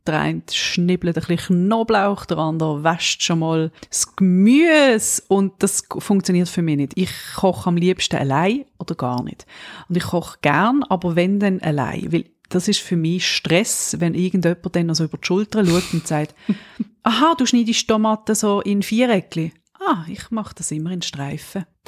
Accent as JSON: {"language": "German", "country": "Switzerland", "said": "Ich bin ja Schweizerin und wir Schweizer"}